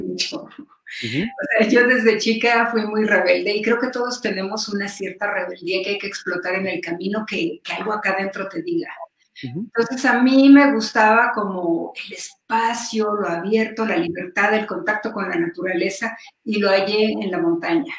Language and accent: Spanish; Mexico; como muchos mexicanos